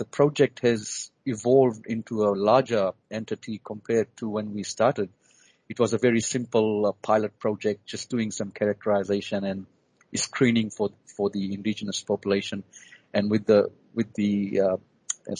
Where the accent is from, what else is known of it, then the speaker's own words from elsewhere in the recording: Fiji; now in Australia; I was born and bred in the Pacific, in the Fiji Islands